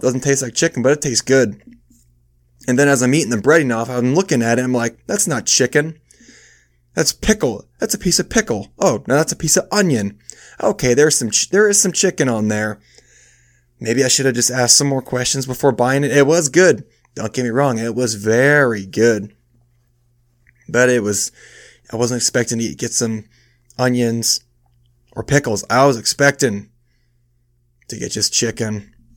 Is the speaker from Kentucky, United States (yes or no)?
no; Iowa, United States; also born or lived in Michigan; I moved from Michigan where I was born to Iowa when I was five, but I've never lived, like, far away